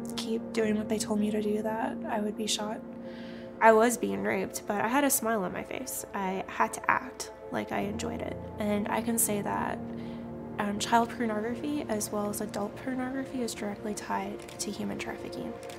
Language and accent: English; Canada; I'm originally from Canada